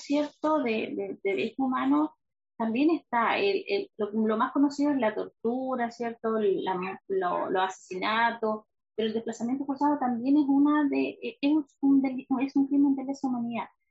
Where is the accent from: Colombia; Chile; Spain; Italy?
Chile; Valdivia, Los Ríos; also born or lived in Río Chico; Yo nací, de hecho, en, Valdivia, pero mi mamá vivía en Río Chico. Ya eh, entonces crecí toda la vida con el río chico en mi cabeza